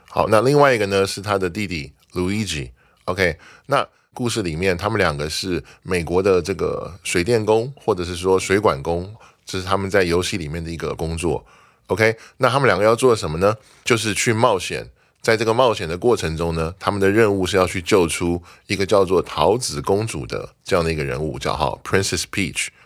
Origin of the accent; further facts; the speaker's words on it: Taiwan; 我们台湾人移民去的时候就变成 Taiwanese American